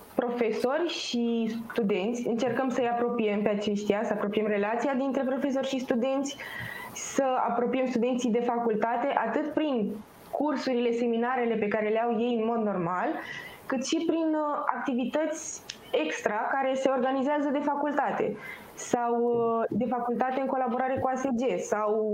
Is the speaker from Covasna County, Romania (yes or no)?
no; Pitești, Argeș, Romania; moved away as an adult; now in Bucharest, Romania; Eu personal sunt din, sunt din Pitești. Când am venit în București